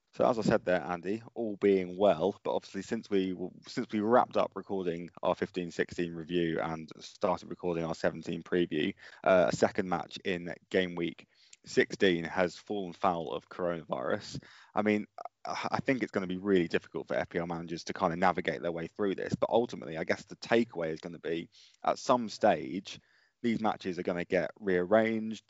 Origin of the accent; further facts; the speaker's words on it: Colchester, East of England, United Kingdom; my hometown team are an E F L team